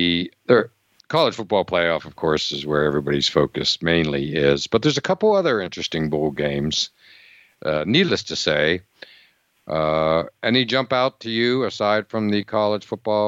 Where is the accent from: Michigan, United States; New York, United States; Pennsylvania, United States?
Pennsylvania, United States; Growing up in Pennsylvania